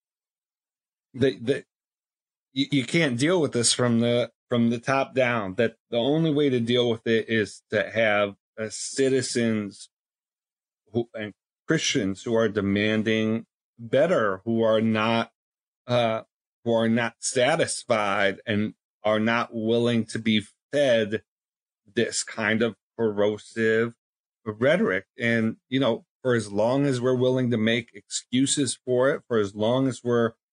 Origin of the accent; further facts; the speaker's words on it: Buffalo, New York, United States; moved away; University of Buffalo, my hometown school